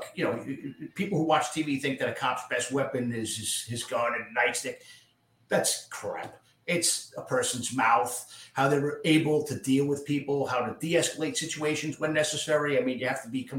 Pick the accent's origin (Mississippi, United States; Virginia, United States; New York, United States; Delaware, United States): New York, United States; Yonkers; also born or lived in Bronx, New York; I was born in the Bronx. Grew up partially there and then partially in a part of Yonkers called Getty Square